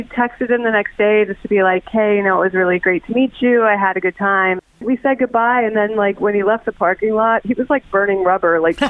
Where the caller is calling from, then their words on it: Kettering, Ohio, United States; I'm calling from Kettering.